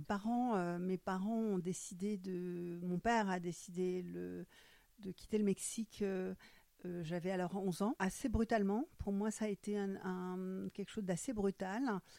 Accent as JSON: {"language": "French", "town": "Frankfurt", "region": "Hesse", "country": "Germany", "tie": "born or raised there", "first_language": "German", "second_language": "French", "moved": "yes", "lives_now": "Cherbourg, France", "said": "Je suis née à Francfort. Ma langue maternelle, c'est l'allemand"}